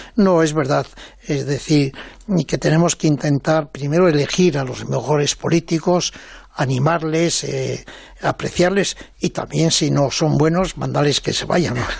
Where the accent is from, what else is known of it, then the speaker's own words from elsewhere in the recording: Mieres, Asturias, Spain; siendo muy niño, yo creo que con siete años o así, en mi pueblo de allá de Asturias, en Mieres